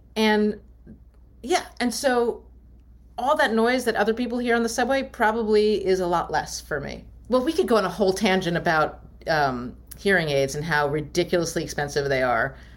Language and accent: English; Maryland, United States; I grew up in Maryland